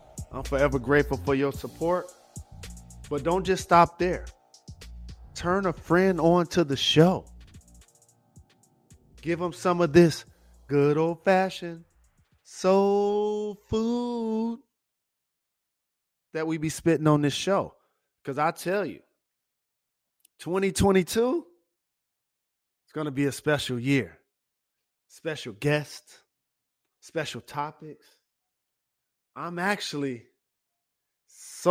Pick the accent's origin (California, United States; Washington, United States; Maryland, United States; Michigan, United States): Michigan, United States; Detroit; growing up in my hometown, Detroit